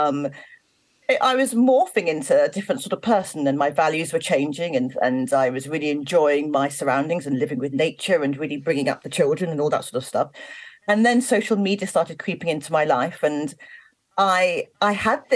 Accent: London, United Kingdom; moved away; I am from South London originally. I live in the countryside now, but I'm from South London originally.

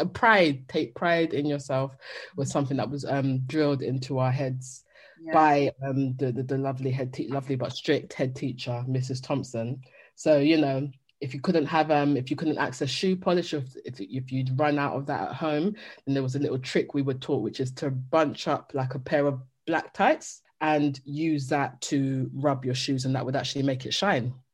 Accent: United Kingdom; the experience that we had within our households as Black British Jamaican children

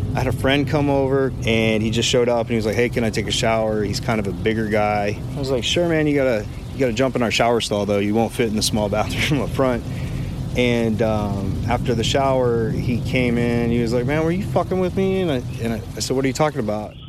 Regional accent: just south of New Braunfels, Texas, United States; also born or lived in Austin, Texas; I grew up just south of here

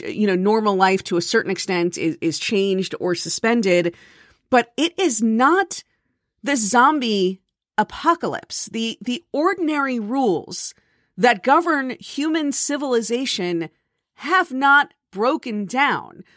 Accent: South Florida, United States; moved away; I grew up in South Florida where there was no snow

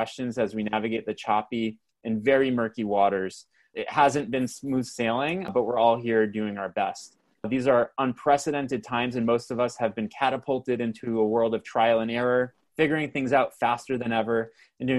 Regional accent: Canada; accent: Canadian; my Canadian accent

